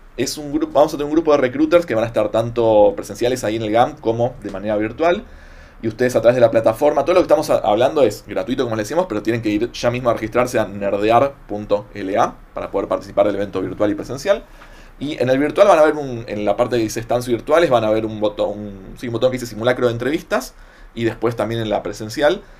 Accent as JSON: {"language": "Spanish", "region": "Buenos Aires", "country": "Argentina", "said": "en la ciudad de Buenos Aires, ¿no? que es de donde soy yo"}